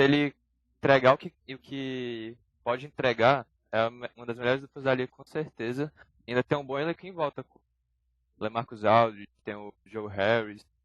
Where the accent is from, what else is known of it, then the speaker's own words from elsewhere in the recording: Fortaleza, Ceará, Brazil; eu tenho 16 anos, sou de Fortaleza